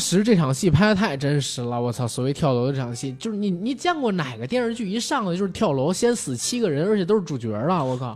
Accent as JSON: {"language": "Chinese", "region": "northern China", "country": "China", "said": "我个人作为一个北方人"}